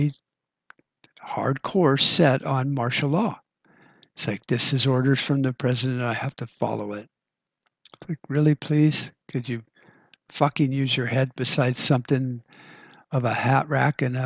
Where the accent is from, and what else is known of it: United States